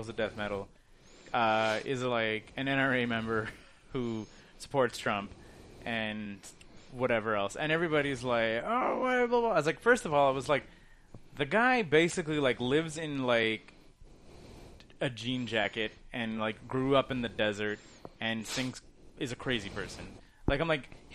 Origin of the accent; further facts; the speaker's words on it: Canada; as a Canadian